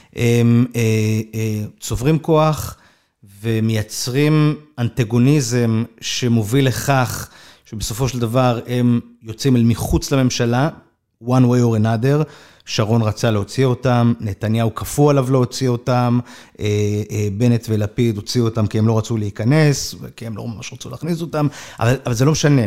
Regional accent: Kfar Saba, Central District, Israel; moved away as an adult; also born or lived in Jerusalem; נער מכפר סבא, שלמד בתיכון לא דתי

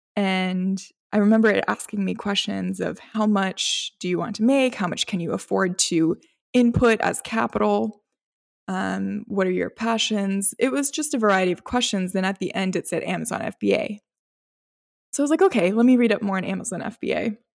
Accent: North Carolina, United States; also born or lived in Gujarat, India; I moved here when I was, I believe it was a week old. So I don't know, I feel like I have the rights to say I'm also from here

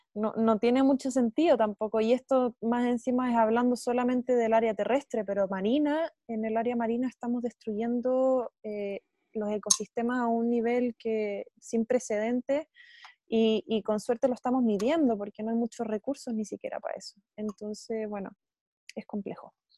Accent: Chile; nosotros como chilenos

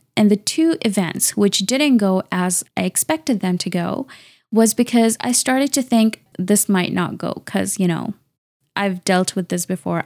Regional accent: Canada; I'm a Canadian engineer and researcher

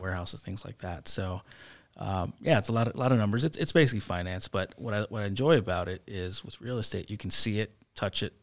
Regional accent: Chicago, Illinois, United States; So I grew up in Logan Square, um, before it was hipster and, and cool like it is now.

